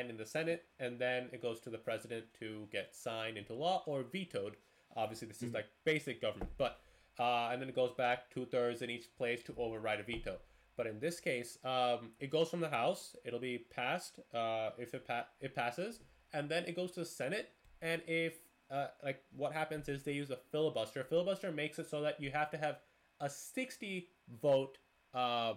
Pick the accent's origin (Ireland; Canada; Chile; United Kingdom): Canada; now in United States; I'm Canadian